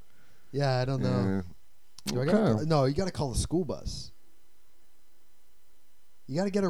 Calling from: Iowa, United States; I'm calling from Iowa.

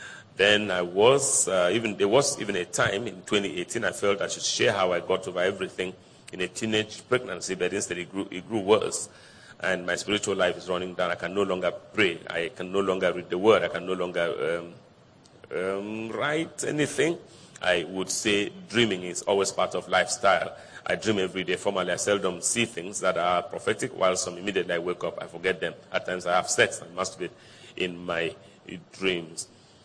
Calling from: Ogun State, Nigeria; Ogun State … …. I'm 21 years, and I come from Ogun State, Nigeria, right from when I was 8 years old

